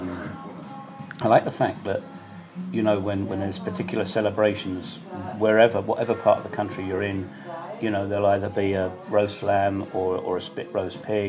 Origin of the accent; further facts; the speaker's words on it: United Kingdom; moved away as an adult; now in Banja Luka, Bosnia and Herzegovina; as a Brit